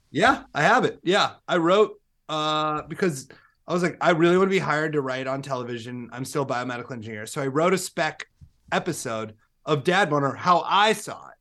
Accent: Iowa, United States; We're both from Iowa

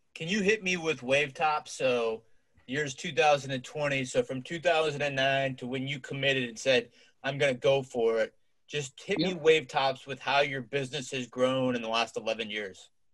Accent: Cincinnati, Ohio, United States; my hometown of Cincinnati, Ohio.

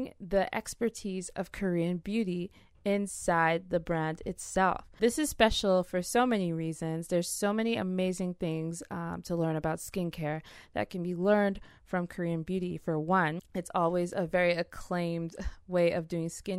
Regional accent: Nigeria; I'm Nigerian

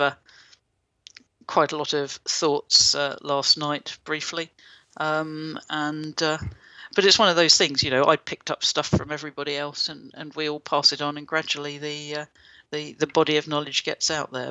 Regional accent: United Kingdom; I'm British

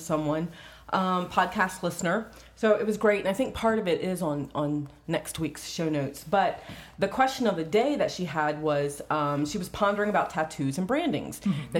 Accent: East Coast, United States; I'm from East Coast

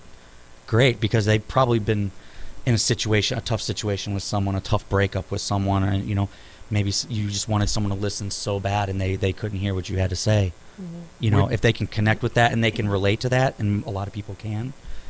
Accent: St. Louis, Missouri, United States; Born and raised. Yeah, I didn't even like start traveling and like leave St. Louis like at all till I was probably 20 or 21.

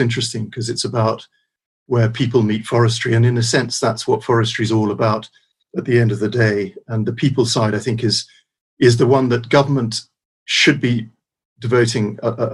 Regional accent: Peterborough, East of England, United Kingdom; moved away; also born or lived in Scotland; We lived in Peterborough. I grew up sort of in Peterborough, and then we moved to Scotland

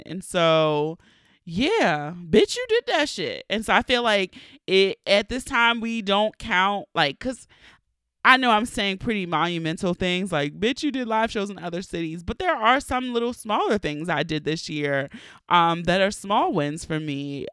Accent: Baltimore, Maryland, United States; accent: Baltimore; my true Baltimore accent

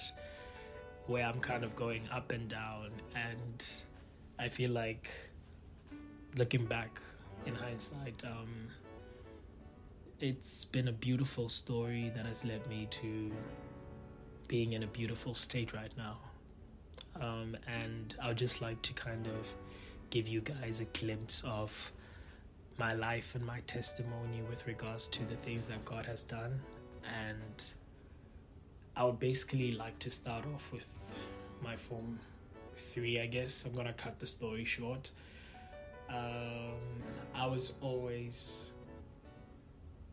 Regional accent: Palapye, Central District, Botswana; first language Setswana; English is a second language; moved away as an adult; also born or lived in Lotsane; now in Canada; I grew up in Phalaphe, Botswana, and that is where I literally spent a good amount of my life.

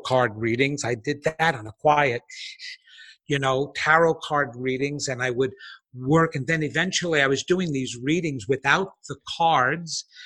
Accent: Levittown, New York, United States; I was a kid from Levittown, Long Island, a small little community, you know, suburban tract home community

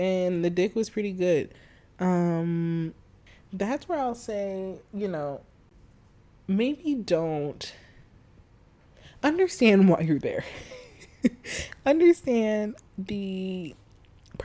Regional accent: Chicago, Illinois, United States; I was from Chicago

